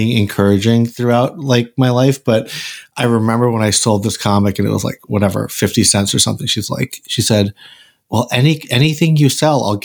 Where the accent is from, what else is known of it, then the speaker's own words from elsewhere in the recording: Randolph, Massachusetts, United States; I grew up in Randolph, Mass.